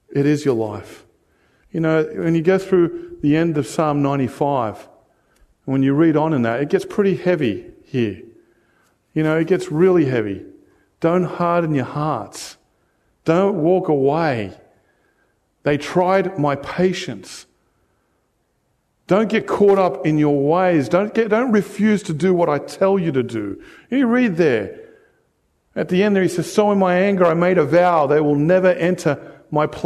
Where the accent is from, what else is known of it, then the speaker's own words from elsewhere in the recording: United States; moved away; I came from the States and, you know, I had a whole family out for 30 bucks. And now I'm here, it's like three times as much.